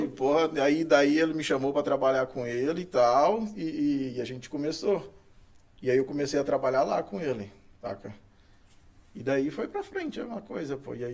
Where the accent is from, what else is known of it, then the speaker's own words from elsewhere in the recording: Itumbiara, Goiás, Brazil; Sou goiano. Eu é nasci, eu sou goiano, nasci em Itumbiara.